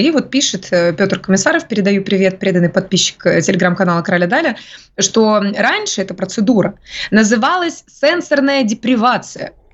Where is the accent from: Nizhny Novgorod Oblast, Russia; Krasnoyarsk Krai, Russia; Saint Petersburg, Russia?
Krasnoyarsk Krai, Russia; a backwater near Krasnoyarsk; moved away; я как раз из захолустья под Красноярском. Mm. Потому что я родилась в захолустье под Красноярском